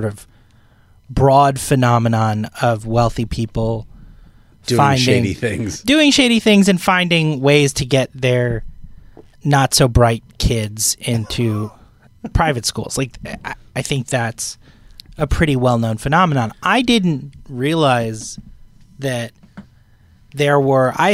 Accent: Connecticut, United States; I grew up in Connecticut

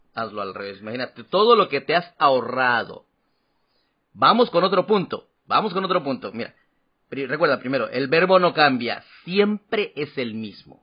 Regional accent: Guatemala; now in Taiwan; de Guatemala

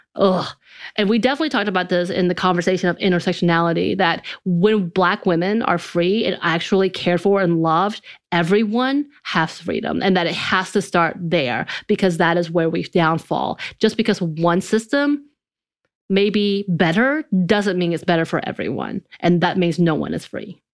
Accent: the South, United States; growing up in the South, uh, in a very country and rural area

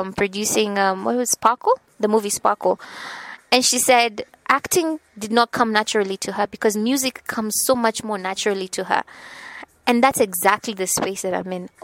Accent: Nakuru, Nakuru County, Kenya; But I'm from Nakuru. I will say I'm from Nakuru because people love to say that I'm from Nairobi, but no, I pride myself in having come from Nakuru. We call it County 032, Nakuru, Kenya. It's a small town. I was born and raised there.

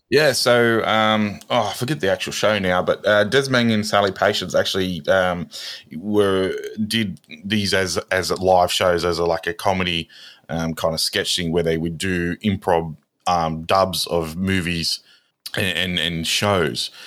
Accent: Australia; we're Australian

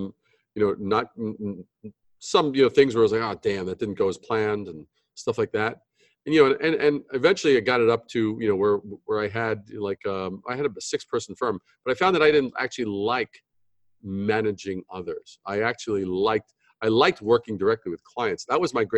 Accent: New York City, New York, United States; also born or lived in Brooklyn / Long Island / Manhattan; I'm native New Yorker, born in Brooklyn, raised in Queens, you know, Long Island, then Manhattan

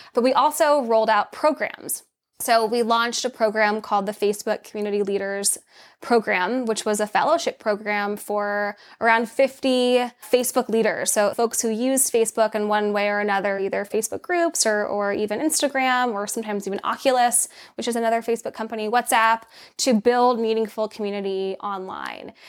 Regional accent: Laguna Beach, California, United States; also born or lived in Los Angeles; I was born in Los Angeles and I grew up in Orange County, California, specifically in Laguna Beach

